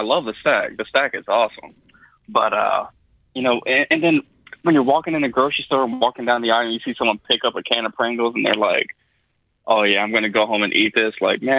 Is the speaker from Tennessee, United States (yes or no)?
yes; Tennessee, United States; also born or lived in Los Angeles, California; now in Chicago, United States; Yeah, I know I don't sound like I'm from Chicago, nor do I sound like I'm from California, but I've lived most of my life in Tennessee.